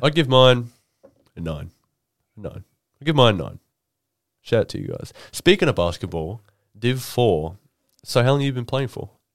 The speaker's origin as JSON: {"language": "English", "town": "Rockhampton", "region": "Queensland", "country": "Australia", "tie": "born or raised there", "moved": "yes", "said": "I'm from, you know, Rockhampton"}